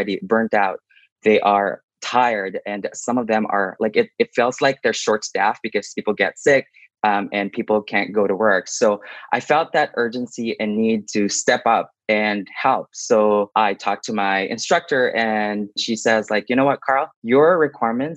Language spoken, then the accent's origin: English; Philippines; now in Lethbridge, Canada; I am originally from the Philippines. I moved in Canada in 2012